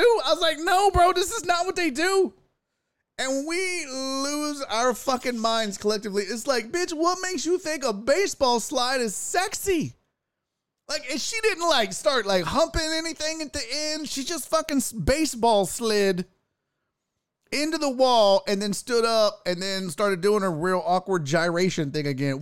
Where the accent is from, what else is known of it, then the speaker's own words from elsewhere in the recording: United States; We're from America